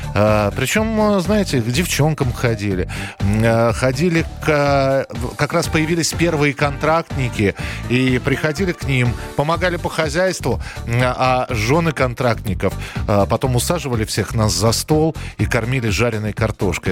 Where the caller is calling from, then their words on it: Kirov, Kirov Oblast, Russia; Я звоню из Кирова